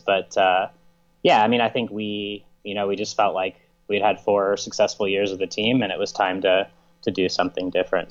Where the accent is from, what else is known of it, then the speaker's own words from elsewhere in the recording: United States; as an American citizen